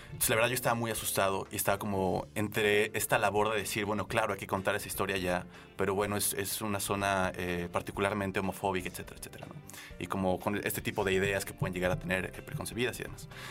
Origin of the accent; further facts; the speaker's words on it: San Luis Potosí, Mexico; moved away as an adult; De San Luis Potosí. Ah tengo acá 10 años.